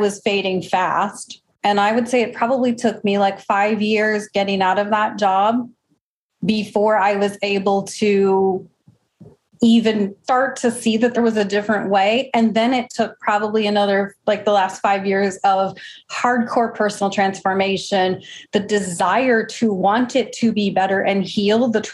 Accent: Midwest, United States; now in Arizona, United States; I'm originally from the Midwest

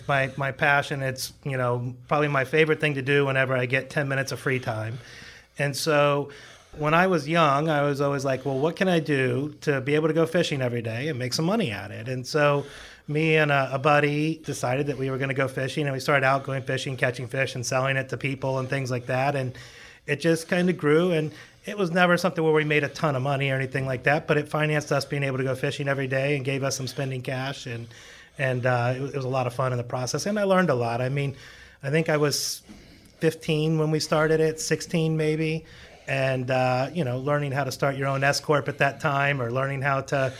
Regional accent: Palm Beach Gardens, Florida, United States; So I've actually been here since I was born. I was born in Palm Beach Gardens Hospital a long time ago.

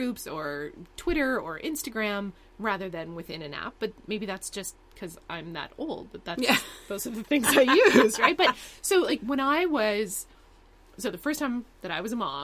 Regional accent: the Maritimes, Canada; I grew up in the Maritimes, but I've moved different cities from where I grew up

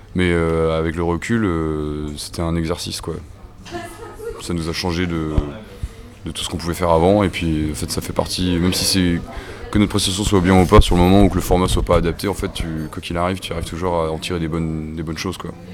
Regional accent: Paimpol, Brittany, France; moved away as an adult; now in Rennes, France; moi je suis originaire des Côtes d'Armor. Je suis né ici et j'ai vécu à côté de Paimpol. J'ai grandi à côté de Paimpol

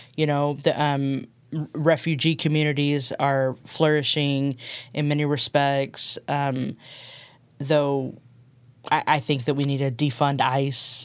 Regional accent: Texas, United States; moved away as an adult; also born or lived in Berkeley, California; now in Nashville, United States; I'm originally from Texas

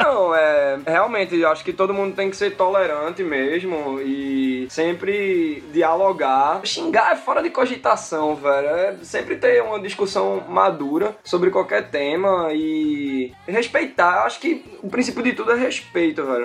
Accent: Recife, Pernambuco, Brazil; accent: nordestino; eu nasci em Recife mesmo

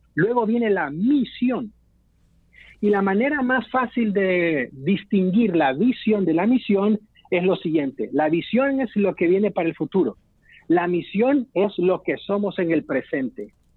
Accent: El Salvador; nuestro país, del modelo del Salvador, para mencionar un ejemplo. Hubo una iglesia que creció mucho en mi país

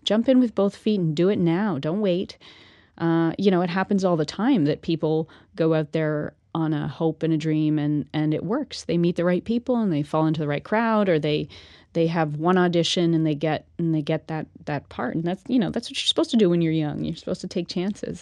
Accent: Ormstown, Quebec, Canada; accent: Canadian; moved away as an adult; I'm, I'm from Ormstown. I'm, I'm a small town girl

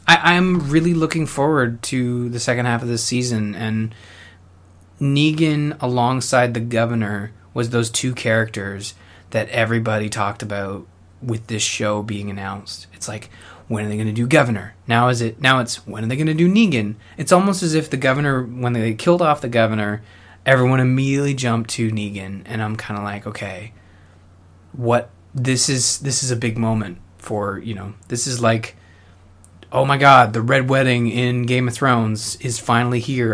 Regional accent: Canada; I'm Canadian

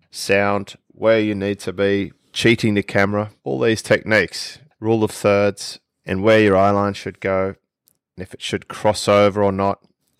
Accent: Australia; accent: Australian

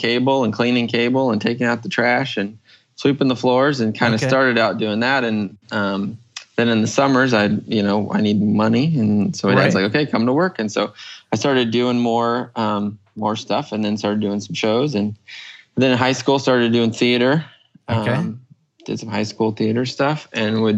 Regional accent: Portland, United States; moved away as an adult; we went back to Portland because I'm from Portland

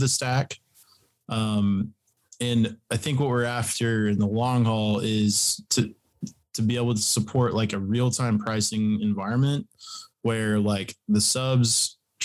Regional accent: Texas, United States; I am from Texas.

